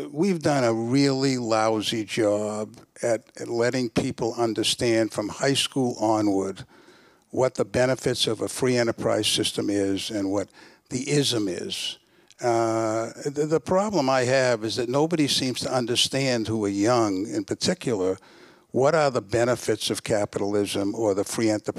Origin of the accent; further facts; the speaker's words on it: Boston, Massachusetts, United States; moved away; I come from Boston originally